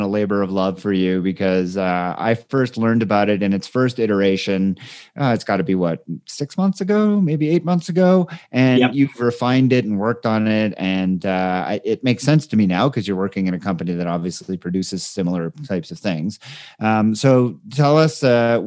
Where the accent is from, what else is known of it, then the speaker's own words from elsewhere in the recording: Canada; as a Canadian